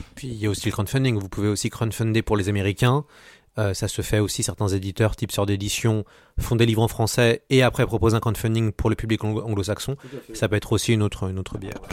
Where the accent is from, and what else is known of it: France